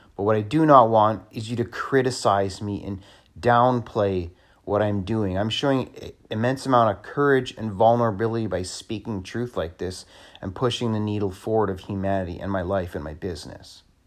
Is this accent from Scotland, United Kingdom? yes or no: yes; Scotland, United Kingdom; I'm Scottish